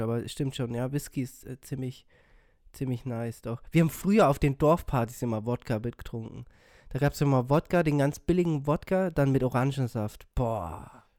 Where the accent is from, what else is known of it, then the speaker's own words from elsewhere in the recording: Bavaria, Germany; accent: Bavarian; also born or lived in Brazil; ich komme eigentlich gebürtig aus Brasilien und ähm, ja, spreche eigentlich immer schon äh, Deutsch äh, und ein bisschen bayerisch